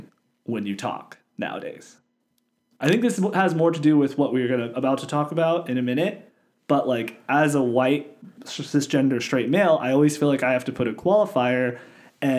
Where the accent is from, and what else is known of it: United States; born or raised there